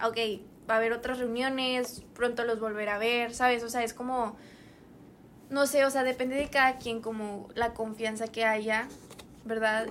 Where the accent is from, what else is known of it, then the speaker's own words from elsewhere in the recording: San Nicolás de los Garza, Nuevo León, Mexico; nosotras somos de San Nicolás.